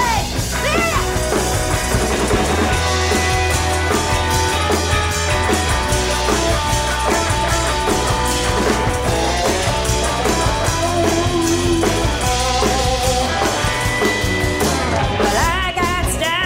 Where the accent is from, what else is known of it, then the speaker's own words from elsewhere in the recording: West Virginia, United States; moved away as an adult; now in Columbus, United States; I'm from West Virginia.